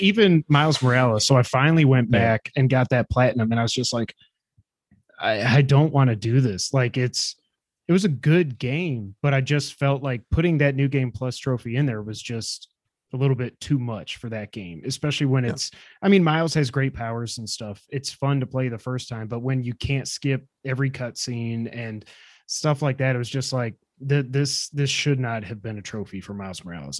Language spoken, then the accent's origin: English; Watertown, New York, United States; we're both from upstate New York. We're from Watertown